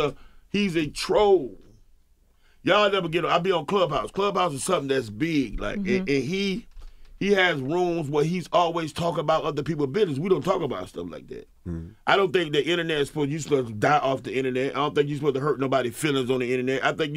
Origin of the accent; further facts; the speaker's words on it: the South, United States; Well, I'm from the South, but they don't really. We run our household, you know.